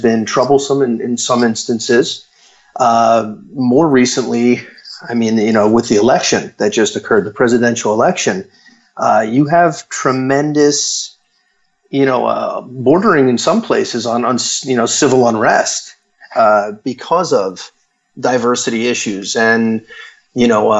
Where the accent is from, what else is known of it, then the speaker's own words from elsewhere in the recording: Florida, United States; also born or lived in San Francisco, California; I moved back to my hometown in Florida